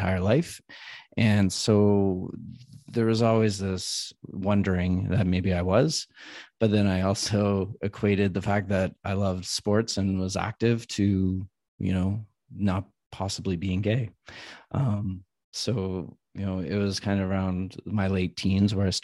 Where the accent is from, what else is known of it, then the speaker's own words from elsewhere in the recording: Ottawa, Ontario, Canada; now in Vancouver, Canada; So I grew up back in Ottawa